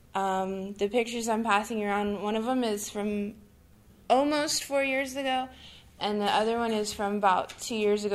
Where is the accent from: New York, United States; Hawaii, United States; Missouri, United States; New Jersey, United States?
Hawaii, United States; Honolulu; I'm from Honolulu